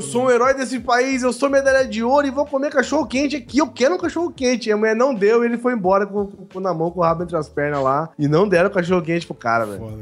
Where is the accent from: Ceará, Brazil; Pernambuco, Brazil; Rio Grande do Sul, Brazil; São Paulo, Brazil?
São Paulo, Brazil; nós, né, que somos de São Paulo